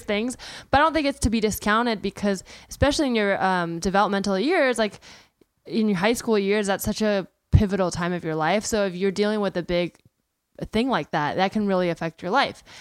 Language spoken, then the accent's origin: English; Bay Area, California, United States; I grew up in the Bay Area